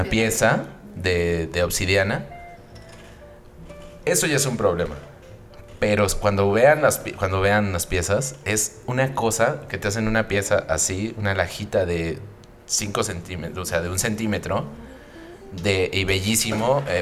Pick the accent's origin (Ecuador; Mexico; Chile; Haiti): Mexico; Y de la familia y luego a nosotros mismos como mexicanos, ¿no?